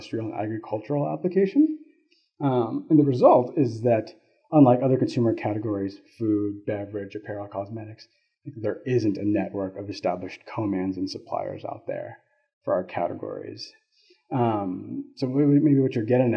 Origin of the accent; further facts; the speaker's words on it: Florida, United States; moved away as an adult; now in Colorado, United States; I come from Florida. We don't have to water much there because it's constantly raining